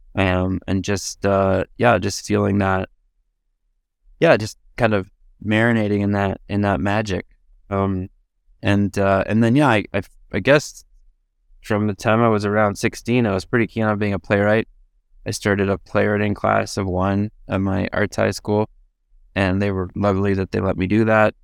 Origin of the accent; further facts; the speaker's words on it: Edmonton, Alberta, Canada; now in Toronto, Canada; I'm from Edmonton, but I live in Toronto.